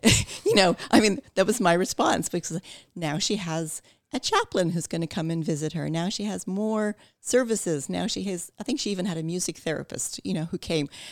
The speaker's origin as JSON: {"language": "English", "country": "Ireland", "tie": "born or raised there", "also_born_or_lived": "Canada", "moved": "yes", "said": "moving back to Ireland and growing up there"}